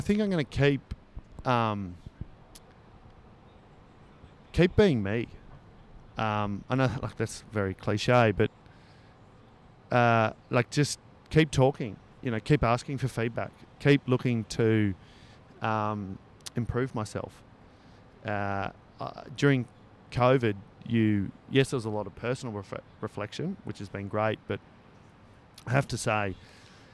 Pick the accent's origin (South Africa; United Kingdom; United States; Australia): Australia; Northern New South Wales; now in Northern Beaches, Australia; I'm obviously from Northern New South Wales as well.